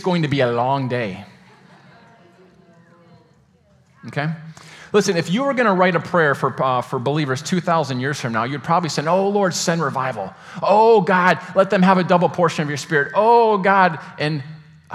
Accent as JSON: {"language": "English", "region": "Michigan", "country": "United States", "moved": "yes", "said": "I'm from Michigan. We talk fast up there"}